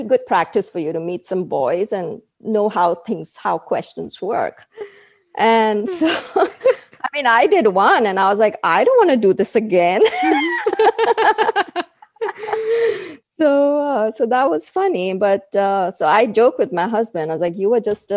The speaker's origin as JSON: {"language": "English", "town": "Mumbai", "region": "Maharashtra", "country": "India", "tie": "born or raised there", "moved": "as an adult", "lives_now": "United States", "said": "where I grew up in Bombay"}